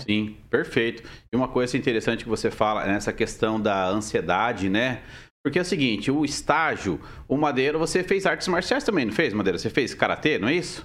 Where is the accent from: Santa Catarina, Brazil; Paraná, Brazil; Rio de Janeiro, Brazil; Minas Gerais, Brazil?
Paraná, Brazil; Mariluz; Eu já venho de cidade grande, eu venho de Mariluz